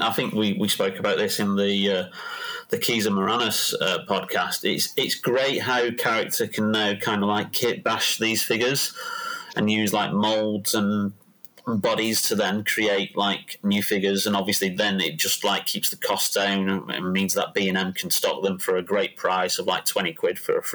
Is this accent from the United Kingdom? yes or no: yes; United Kingdom; I'm British